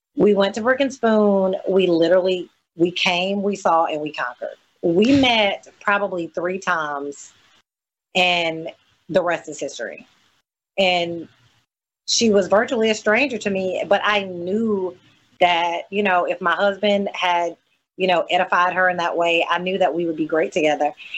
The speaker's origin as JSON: {"language": "English", "region": "coastal Mississippi", "country": "United States", "said": "Sometimes people think I'm from Louisiana, and I, I have to explain to them that well, in coastal Mississippi, we have a huge Louisiana New Orleans influence"}